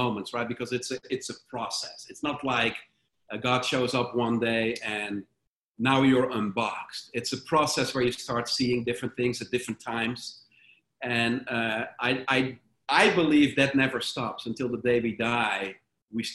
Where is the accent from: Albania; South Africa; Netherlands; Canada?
Netherlands; Sprang-Capelle, North Brabant; moved away; I went back to my hometown. It's a little town called Sprangkapelle